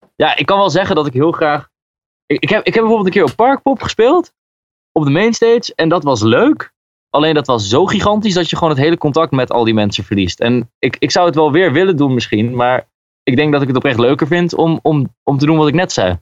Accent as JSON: {"language": "Dutch", "region": "Groningen", "country": "Netherlands", "said": "Ik ben komen uit Groningen"}